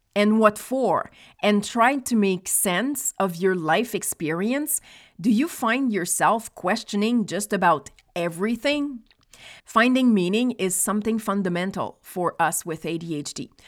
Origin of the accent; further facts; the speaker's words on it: Nova Scotia, Canada; moved away; also born or lived in Quebec; I was born in Nova Scotia, which is one hour ahead of Quebec